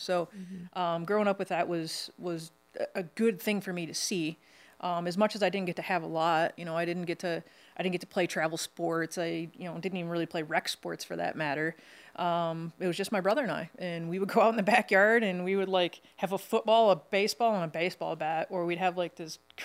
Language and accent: English; Michigan, United States; I'm from Michigan, I put S's on everything, like Kroger's and Ford's.